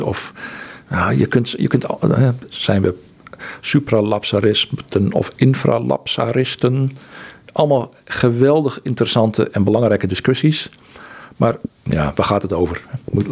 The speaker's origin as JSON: {"language": "Dutch", "country": "Netherlands", "also_born_or_lived": "Egypt", "moved": "yes", "said": "wat ik gewend was als Nederlander"}